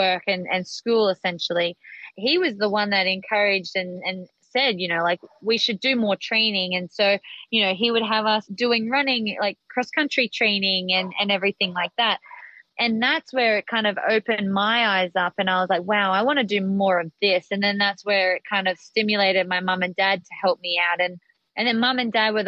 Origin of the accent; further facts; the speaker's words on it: Australia; when I grew up in Australia.